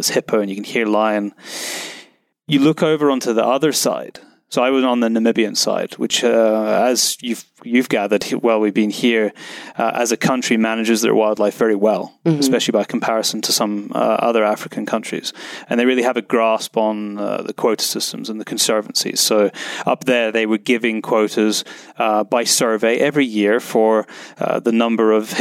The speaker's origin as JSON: {"language": "English", "region": "Scotland", "country": "United Kingdom", "tie": "born or raised there", "accent": "British", "said": "Scotland, which is my home country"}